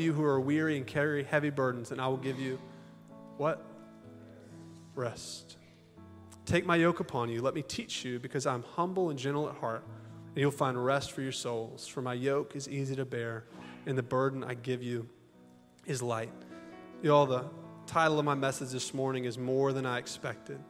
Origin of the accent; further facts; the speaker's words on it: Augusta, Georgia, United States; also born or lived in Hong Kong; now in Little Rock, United States; I'm from Augusta, Georgia.